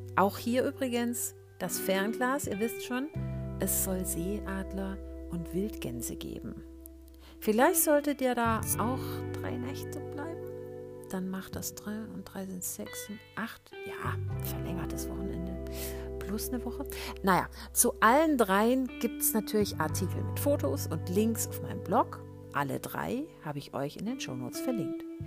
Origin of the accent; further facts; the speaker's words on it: Swabia, Germany; ich als Schwäbin